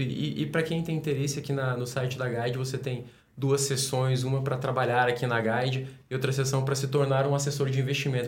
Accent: Brasília, Federal District, Brazil; Eu sou de Brasília

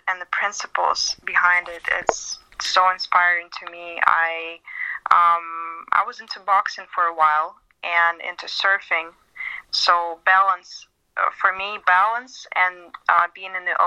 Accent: Siberia, Russia

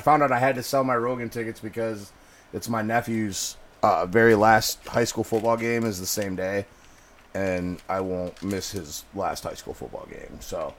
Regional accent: Muskegon, Michigan, United States; I'm gonna see Steve-O in my hometown.

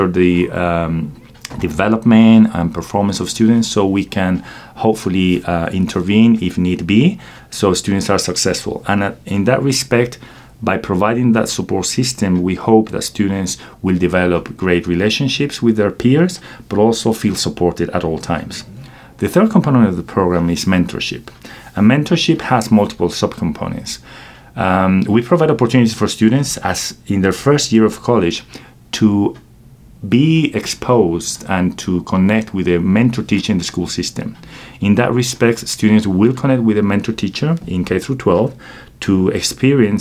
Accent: Querétaro, Mexico; moved away as an adult; now in United States; I was born and raised in Mexico, in a place called Querétaro, Central Mexico, and I came to the United States in 2006

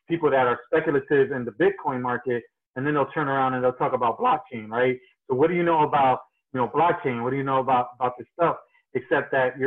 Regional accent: New Jersey, United States; I'm originally from New Jersey.

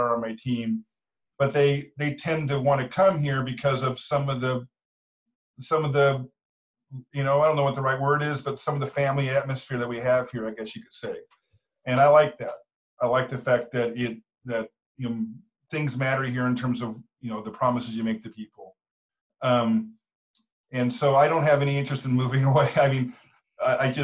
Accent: Sacramento, California, United States; I'm from Sacramento, so I literally live about 5 miles away from where I'm sitting right now

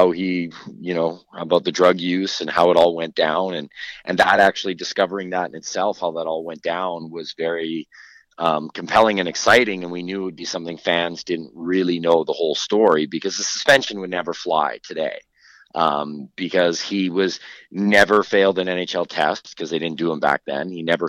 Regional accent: Kelowna, British Columbia, Canada; now in Edmonton, Canada; I spent the majority of my youth and adolescence in high school and graduated in Kelowna, but I'm now back in Edmonton.

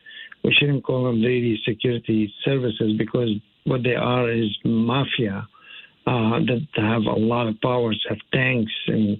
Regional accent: Syria; moved away as an adult; now in United States; growing up in Syria, and that's one of the reasons why I actually decided to leave early on when I was 18 years old.

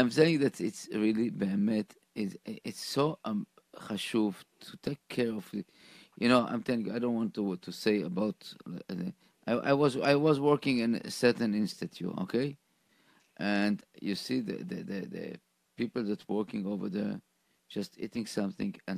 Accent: Israel; moved away; I grew up in Israel

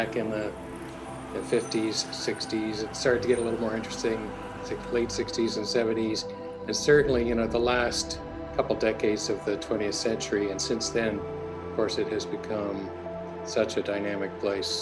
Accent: Toronto, Ontario, Canada; also born or lived in Edmonton / Berkeley / Cambridge, Massachusetts; I was born in Edmonton, but my family moved to Toronto when I was about two. And then kind of I grew up in and around Toronto for grade school and high school.

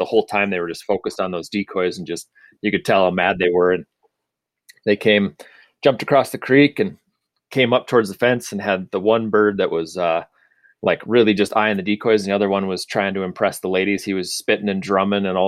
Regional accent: Sioux Falls, South Dakota, United States; also born or lived in Aberdeen, South Dakota; So both Josh and I were born in Aberdeen, and then we moved down to Sioux Falls when we were pretty young. I think I was 4 or 5

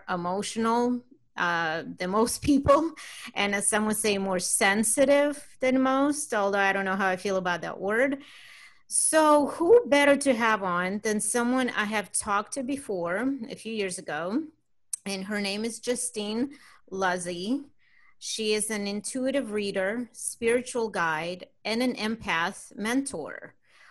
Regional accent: Russia; born or raised there; moved away

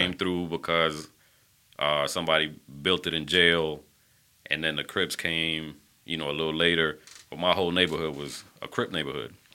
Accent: Panama; moved away; I was born in Panama, the country

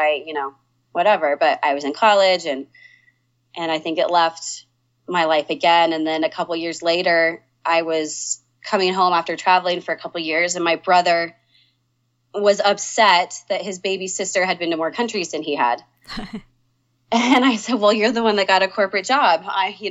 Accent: Denver, Colorado, United States; also born or lived in Oklahoma; moved to Denver when I was 5.

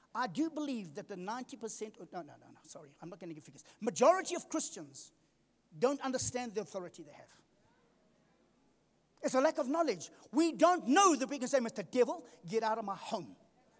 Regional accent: Durban, KwaZulu-Natal, South Africa; I come from Durban. We used to surf in Durban

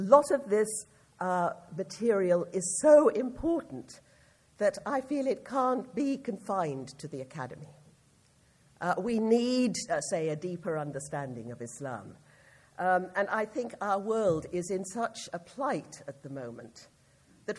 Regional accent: United Kingdom; I speak as a British person

